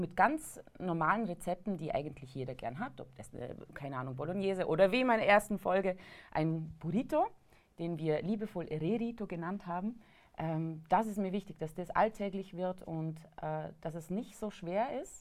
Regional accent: Vorarlberg, Austria; äh, Vorarlbergerin, also ich komme aus dem westlichen Bundesland äh, Österreichs.

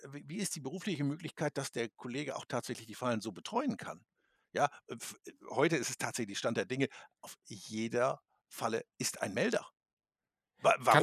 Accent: Lower Saxony, Germany; ich bin Niedersachse, wir dürfen das ganze Jahr Nutria fangen und erlegen

